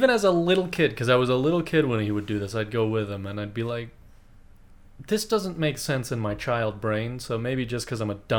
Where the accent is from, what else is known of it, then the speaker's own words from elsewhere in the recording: United States; We're American.